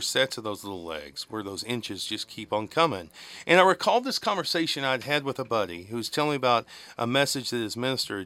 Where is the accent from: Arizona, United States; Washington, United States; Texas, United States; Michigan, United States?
Texas, United States; West; accent: West Texas; I'm Irish, but, my tongue's too West Texas fat now.